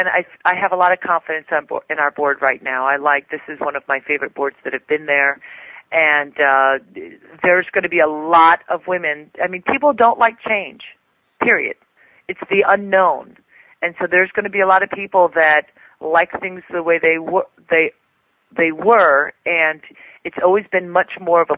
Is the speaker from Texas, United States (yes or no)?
no; New York, United States; I'm from New York